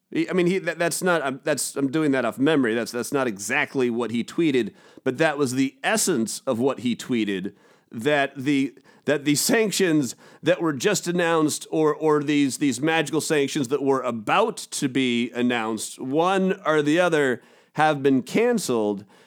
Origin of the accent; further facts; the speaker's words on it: United States; accent: American; my American accent